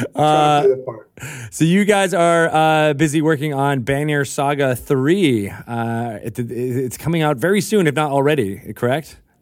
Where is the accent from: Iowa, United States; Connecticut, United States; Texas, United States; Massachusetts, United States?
Connecticut, United States; I was uh, I was in Connecticut. I could uh, on the on the uh, Long Island Sound